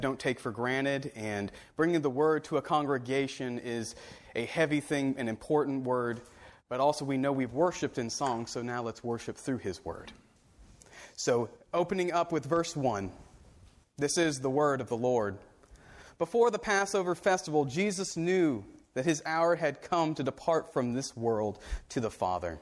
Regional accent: Central Florida, United States; moved away; I grew up in Central Florida

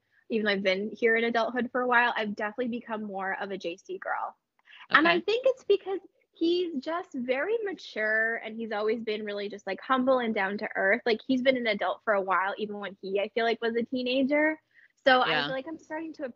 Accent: Massachusetts, United States; I'm from Massachusetts

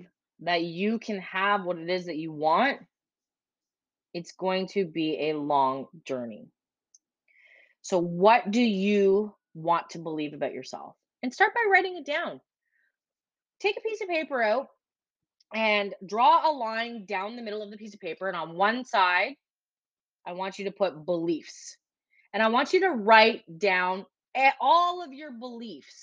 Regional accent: Ontario, Canada; now in Prince Edward Island, Canada; I am from Canada, originally from Ontario, and I currently live in Prince Edward Island.

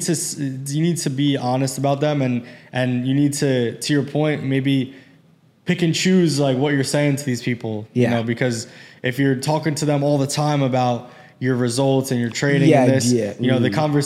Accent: United States; I'm obviously from America. I'm blessed to be born here and raised here and everything. And my parents are second generation.

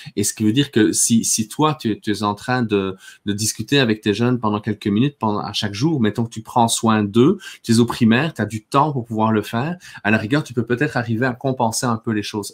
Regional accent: Belgium; moved away as an adult; also born or lived in Quebec; now in Canada; moi j'ai grandi en Belgique, hein. je suis arrivé ici quand euh, j'avais 24 euh, ans

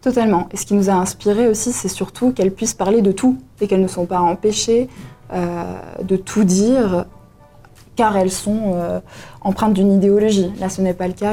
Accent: Valais, Switzerland; j'ai 20 ans, je suis valaisanne

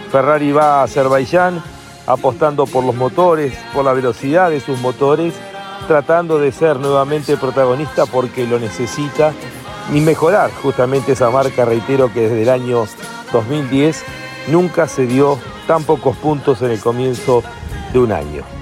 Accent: Quilmes, Buenos Aires Province, Argentina; Hola Lonchi. Querido … de Quilmes.

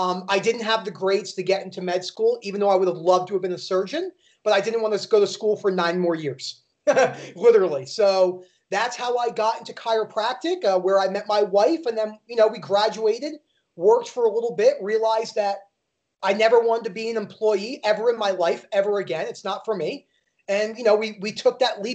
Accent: New Jersey, United States; also born or lived in Florida; now in Colorado Springs, United States; I was born and raised in New Jersey outside of Manhattan.

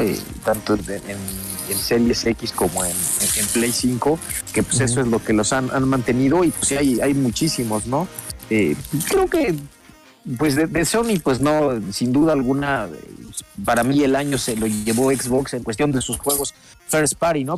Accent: Puebla, Mexico; yo soy poblano

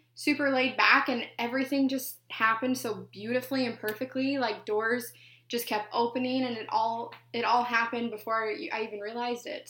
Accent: Wyoming, United States; moved away as an adult; now in Port Orange, United States; I'm from Wyoming

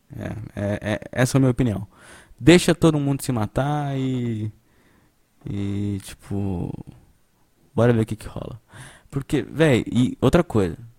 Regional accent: Brazil; a gente é brasileiro

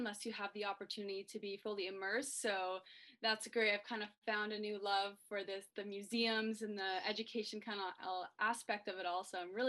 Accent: Chatham-Kent, Ontario, Canada; And I'm from Chatham, Kent. I live just a couple roads away from the museum.

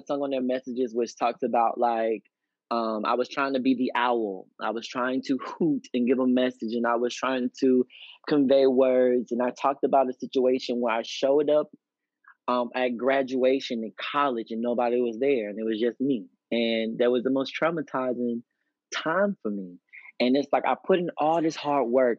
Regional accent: Pensacola, Florida, United States; moved away; also born or lived in Texas; I actually got booked in my hometown, and I haven't lived in Pensacola since 2008

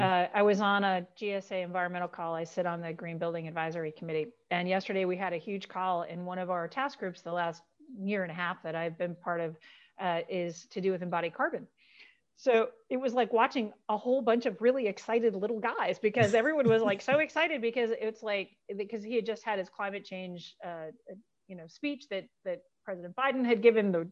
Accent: Buffalo, New York, United States; I grew up in Western New York, you know, in Buffalo

